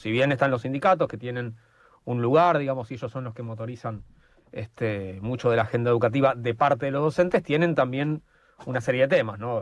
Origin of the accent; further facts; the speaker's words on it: Buenos Aires, Argentina; somos de Buenos Aires